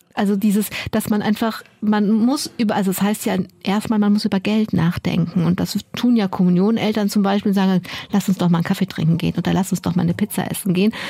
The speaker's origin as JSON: {"language": "German", "town": "Düren", "region": "North Rhine-Westphalia", "country": "Germany", "tie": "born or raised there", "said": "Ich bin in Düren groß geworden"}